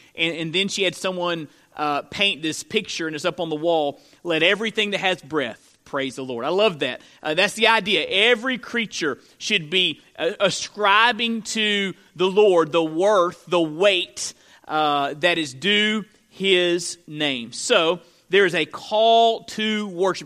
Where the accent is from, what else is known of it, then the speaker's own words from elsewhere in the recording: Florida, United States; moved away; I'm from Florida